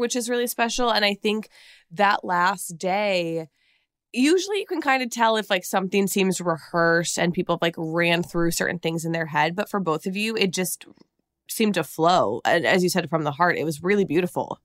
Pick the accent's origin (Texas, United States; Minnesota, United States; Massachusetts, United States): Minnesota, United States; I'm from Minnesota